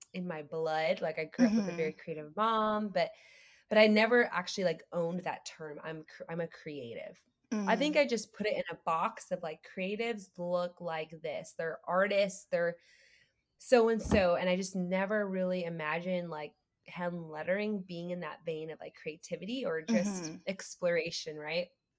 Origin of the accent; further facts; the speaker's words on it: Canada; moved away as an adult; now in Austin, United States; I'm Canadian, so I had to get my green card.